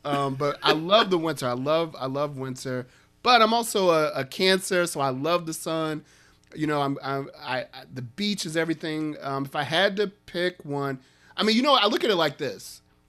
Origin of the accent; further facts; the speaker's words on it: Chicago, Illinois, United States; I'm from Chicago.